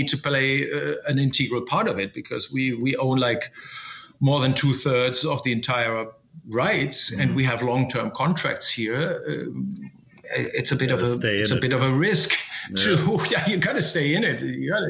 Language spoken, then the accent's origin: English; Essen, North Rhine-Westphalia, Germany; now in Hamburg, Germany; In Essen, which is in the Ruhr Valley.